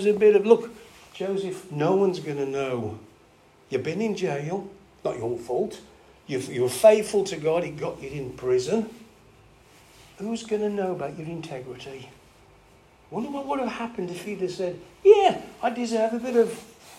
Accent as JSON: {"language": "English", "region": "England", "country": "United Kingdom", "said": "we're English"}